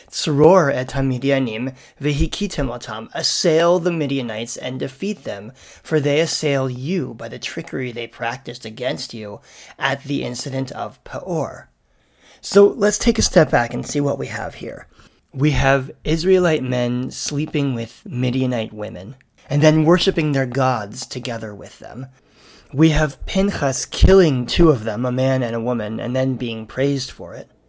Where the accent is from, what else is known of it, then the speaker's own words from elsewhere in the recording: Canada; And I'm thinking about this as a Canadian this week